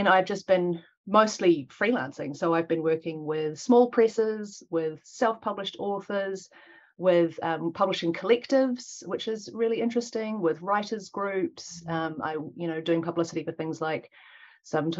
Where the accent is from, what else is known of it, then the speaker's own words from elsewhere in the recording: Auckland, New Zealand; also born or lived in United Kingdom; So I'm Pākehā New Zealander. I'm first generation. My parents are from England. I was born in Tāmaki Makaurau by the maunga called O Wairaka in Te Reo and Mount Albert in English. And I've lived here in Aotearoa for most of my life